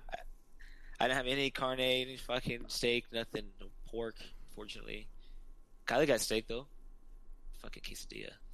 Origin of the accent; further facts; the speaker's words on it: Utah, United States; I'm from Utah